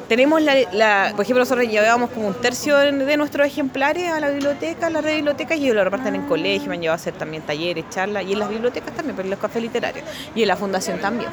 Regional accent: Chile; Uno, uno como chileno y latinoamericano

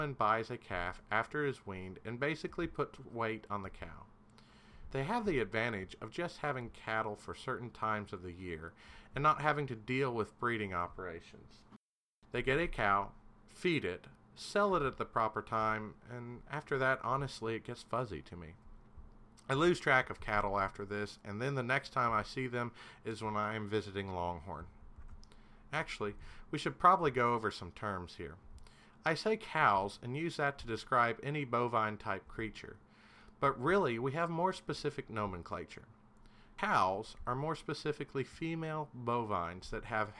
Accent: Kentucky, United States; I'm from Kentucky

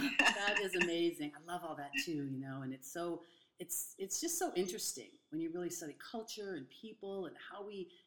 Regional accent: Boston, Massachusetts, United States; now in California, United States; I'm from the East Coast, Boston area, and now I'm in California

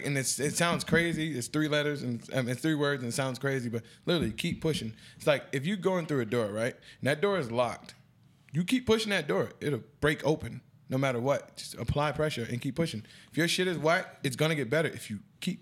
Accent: New York City, New York, United States; I'm from Queens

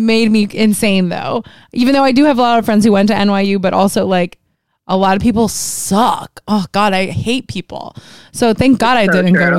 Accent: Miami, Florida, United States; moved away; I wanted to leave Miami so bad, and now I'm like 305 till I die, bitch.

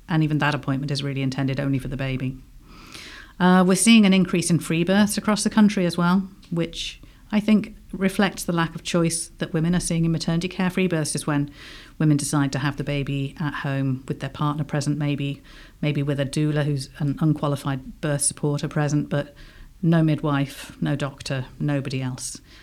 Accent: England, United Kingdom; accent: English; now in Ireland; I obviously I've got an English accent. I'm British originally

